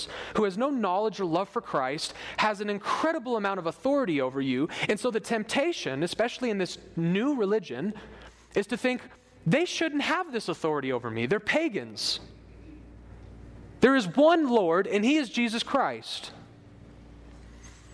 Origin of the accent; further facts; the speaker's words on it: United States; as Americans